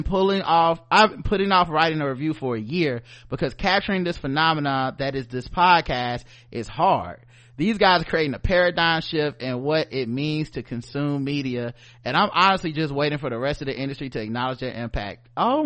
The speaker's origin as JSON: {"language": "English", "region": "the South", "country": "United States", "said": "We come from the South. We don't sound like that, okay?"}